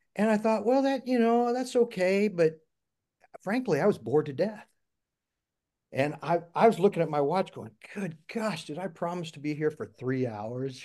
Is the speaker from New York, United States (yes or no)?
no; Jackson County, Missouri, United States; I was born and raised in Jackson County, Missouri